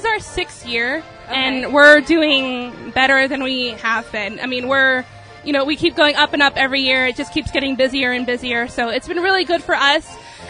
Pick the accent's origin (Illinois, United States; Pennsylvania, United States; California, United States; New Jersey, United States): California, United States; Los Angeles; now in Pittsburgh, United States; So for us, we're actually from Los Angeles, California. That's where we're originally from.